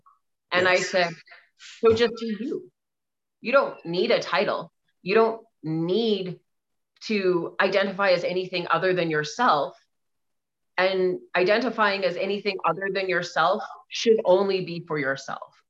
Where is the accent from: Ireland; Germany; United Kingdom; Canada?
Canada; Alberta; I'm from Alberta, Canada. I always say I'm from middle of nowhere, Alberta Prairie